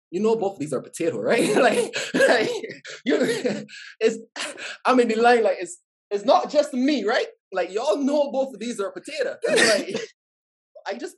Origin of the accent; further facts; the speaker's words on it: Barbados; moved away; growing up in Barbados